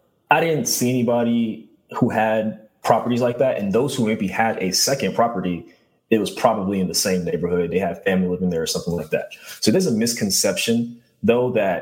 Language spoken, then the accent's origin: English; New York City, New York, United States; born and raised in Brooklyn